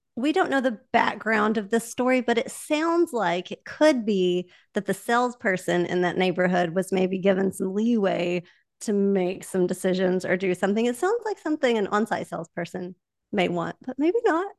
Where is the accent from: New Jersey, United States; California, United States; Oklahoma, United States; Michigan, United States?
Oklahoma, United States; accent: Oklahoma; my Oklahoma accent